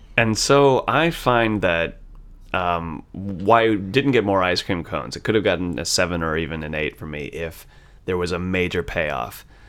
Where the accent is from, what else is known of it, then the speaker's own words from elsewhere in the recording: United States; being raised American